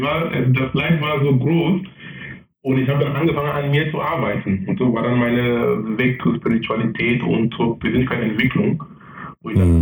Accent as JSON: {"language": "German", "country": "Cameroon", "tie": "born or raised there", "also_born_or_lived": "Darmstadt, Germany / Munich, Germany / Essen, Germany", "second_language": "German", "moved": "as an adult", "lives_now": "Germany", "said": "ich bin gebürtiger Kameruner."}